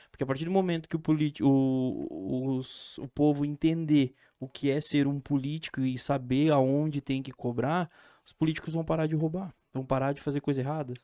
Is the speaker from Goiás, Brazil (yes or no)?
no; São Joaquim, Santa Catarina, Brazil; Eu sou de São Joaquim